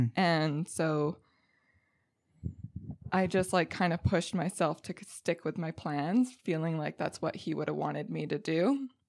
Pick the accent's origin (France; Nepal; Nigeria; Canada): Canada; Quebec; Okay, so I was born in Cowansville, Quebec, and so I grew up in the eastern townships of Quebec, right kissing the border.